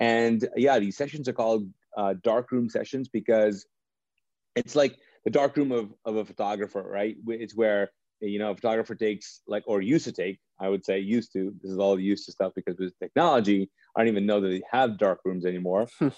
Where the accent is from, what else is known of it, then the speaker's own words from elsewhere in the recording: Pakistan; I'm Pakistani, and there's been, like, this tension, you know, with our countries.